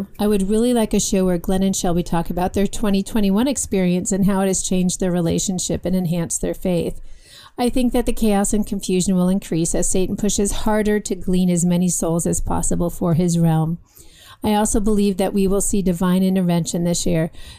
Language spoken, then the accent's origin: English; Johannesburg, Gauteng, South Africa; I was raised outside Johannesburg in South Africa when Mandela began his regime.